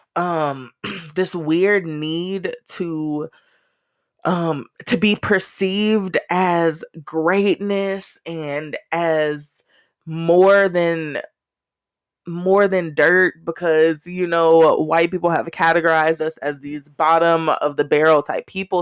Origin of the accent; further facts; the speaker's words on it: Texas, United States; I'm Texan and Black and country as fuck.